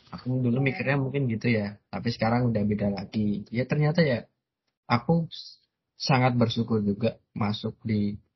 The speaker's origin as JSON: {"language": "Indonesian", "town": "Semarang", "region": "Central Java", "country": "Indonesia", "tie": "born or raised there", "said": "aku lahir nggak di Semarang cuman Semarang adalah kota yang membesarkanku"}